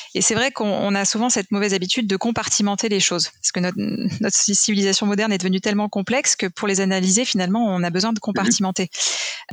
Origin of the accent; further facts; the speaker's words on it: France; en tant que Français